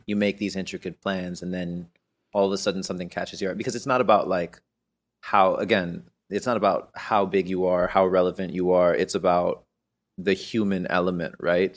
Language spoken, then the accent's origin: English; Miami, Florida, United States; moved away; we grew up in Miami